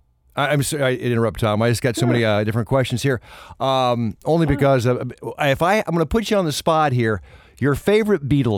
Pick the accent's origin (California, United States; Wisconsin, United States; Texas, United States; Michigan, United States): Michigan, United States; outside of Detroit; I grew up outside of Detroit